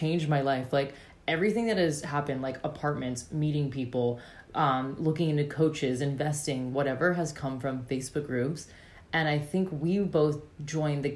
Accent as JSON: {"language": "English", "country": "United States", "moved": "as an adult", "lives_now": "Australia", "said": "I'm American"}